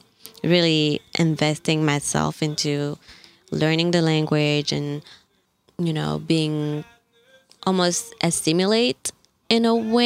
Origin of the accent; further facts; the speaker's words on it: Gabon; moved away; also born or lived in Mali; I'm from Mali, I grew up in Gabon, moved here 10 years ago.